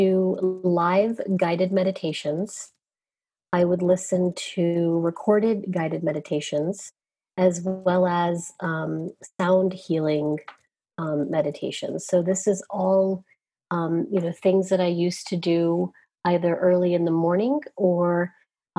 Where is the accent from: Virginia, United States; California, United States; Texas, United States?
Virginia, United States; Southern; as a young child growing up in Southern Virginia